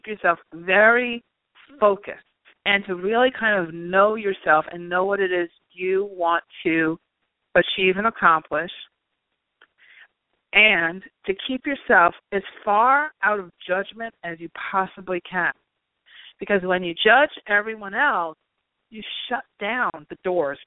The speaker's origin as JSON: {"language": "English", "region": "New York", "country": "United States", "also_born_or_lived": "Long Island", "said": "I'm from New York"}